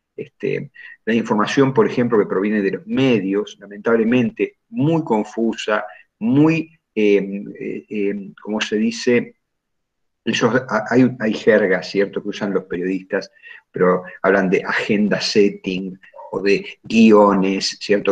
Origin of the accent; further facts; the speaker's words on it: Junín, Buenos Aires Province, Argentina; also born or lived in Lincoln; yo resido en Junín